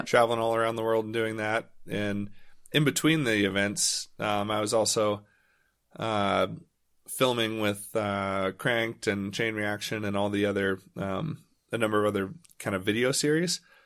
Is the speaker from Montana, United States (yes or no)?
no; Louisville, Kentucky, United States; I grew up in Louisville, Kentucky, which actually was a pretty great place to ride bikes